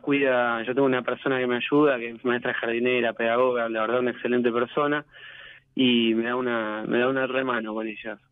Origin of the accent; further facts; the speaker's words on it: Quilmes, Buenos Aires Province, Argentina; now in Lavallol, Argentina; Vivo en Lavallol, pero bueno, vivo en Lavallol, pero soy de Quilmes